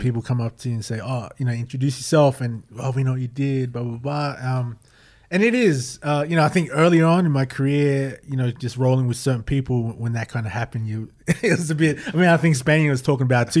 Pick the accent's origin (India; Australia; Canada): Australia; Queanbeyan, New South Wales; born or raised there